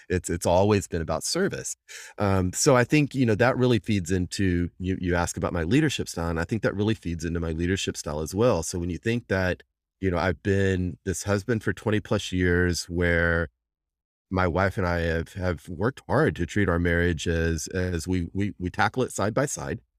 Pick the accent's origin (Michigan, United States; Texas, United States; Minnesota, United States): Texas, United States; I'm a Texan from, from day one, born and bred here